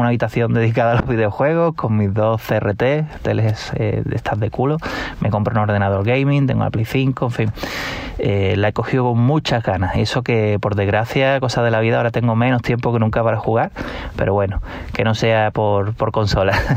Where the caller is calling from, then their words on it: Málaga, Andalusia, Spain; Hola amigos de Vandal … de La Laurina Grande en Málaga